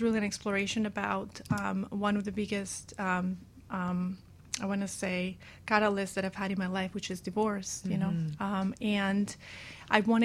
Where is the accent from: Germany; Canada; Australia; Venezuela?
Venezuela; moved away; I grew up in Venezuela